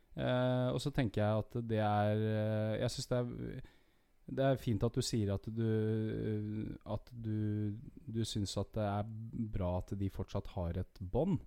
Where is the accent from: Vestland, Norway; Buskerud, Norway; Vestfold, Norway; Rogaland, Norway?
Vestfold, Norway; Horten; født og oppvokst i Horten